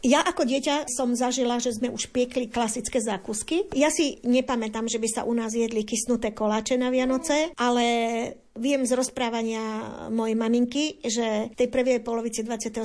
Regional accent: Detva, Banská Bystrica Region, Slovakia; na podpolianí alebo teda u nás na Lazoch detvianských

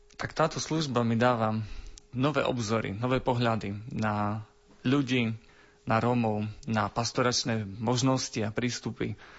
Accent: near Lipany, Prešov Region, Slovakia; blízko môjho rodiska, vlastne v susednom mestečku v Lipánoch

